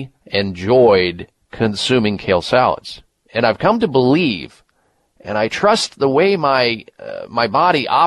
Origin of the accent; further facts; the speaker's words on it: Midwest, United States; growing up in the Midwest